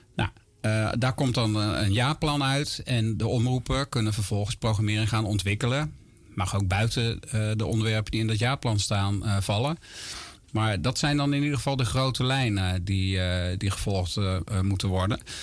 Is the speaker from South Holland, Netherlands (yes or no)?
yes; Gorinchem, South Holland, Netherlands; moved away as an adult; now in near Amersfoort, Netherlands; Ik ben opgegroeid en geboren in Gorkum, plaatsje aan de rivier de Merwede